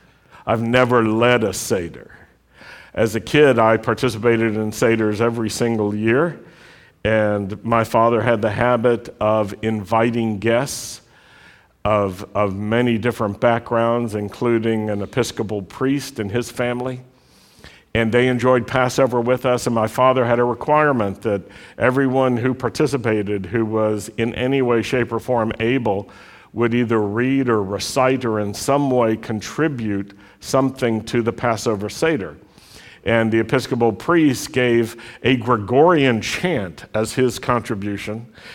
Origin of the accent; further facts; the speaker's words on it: Virginia, United States; And I remember as a Jewish kid growing up in Virginia, in Southwest Virginia, in the Shenandoah Valley, there weren't that many Jews in our city.